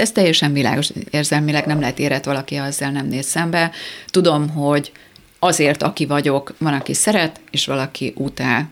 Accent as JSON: {"language": "Hungarian", "town": "Tata", "region": "Komárom-Esztergom", "country": "Hungary", "tie": "born or raised there", "moved": "yes", "said": "Nyilván Tatán élnek ők továbbra is, ugye én ott nőttem fel"}